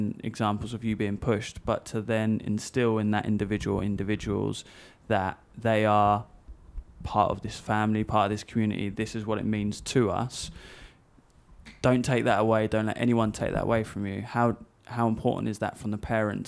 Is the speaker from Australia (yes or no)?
no; Essex, East of England, United Kingdom; we grew up in Essex